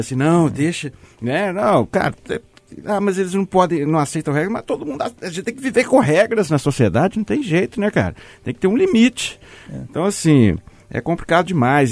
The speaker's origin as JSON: {"language": "Portuguese", "region": "Minas Gerais", "country": "Brazil", "accent": "mineiro", "said": "eu adoro a mineridade, em primeiro lugar. Eu adoro o nosso sotaque"}